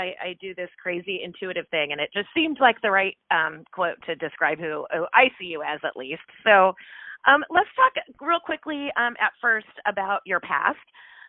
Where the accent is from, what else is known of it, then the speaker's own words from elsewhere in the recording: the Bay Area, California, United States; moved away; I'm originally from the Bay Area